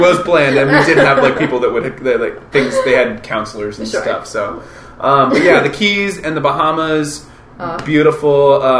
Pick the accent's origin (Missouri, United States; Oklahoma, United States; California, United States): Missouri, United States; Kansas City; how is it that I'm from Kansas City and I got to be in these fun places and do these great performances and be with these people?